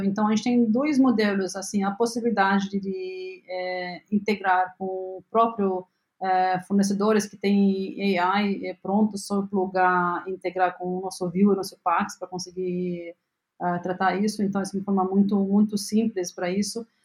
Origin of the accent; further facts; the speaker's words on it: Lebanon; Portuguese is a second language; moved away as an adult; now in Brazil; eu nasci no Líbano